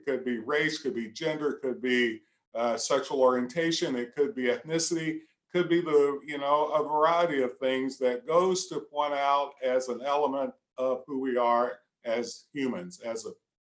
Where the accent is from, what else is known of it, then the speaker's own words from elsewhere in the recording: Central Appalachia, United States; I'm just old country boy, is what I tell folk. I'm from Central Appalachia.